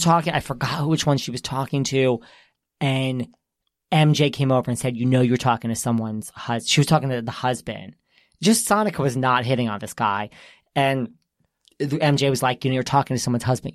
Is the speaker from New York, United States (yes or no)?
yes; New York, United States; this is where we're from